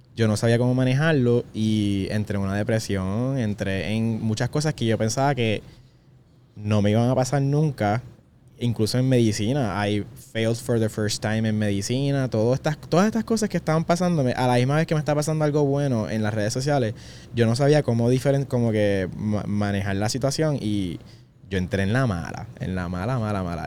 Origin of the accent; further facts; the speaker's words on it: Puerto Rico; nosotros, puertorriqueños. tenemos la dicha de poder decir que somos boricua